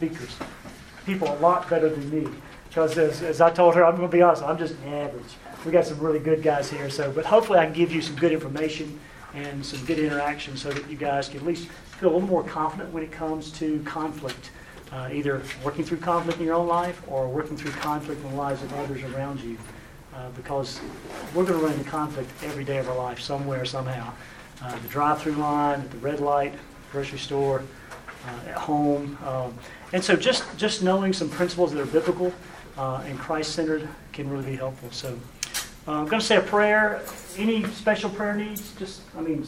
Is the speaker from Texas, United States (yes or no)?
no; South Carolina, United States; I'm from South Carolina